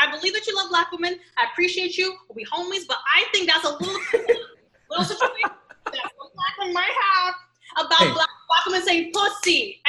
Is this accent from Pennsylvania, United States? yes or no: no; New York, United States; born there; I was born in New York. I like to claim New York as part of my being.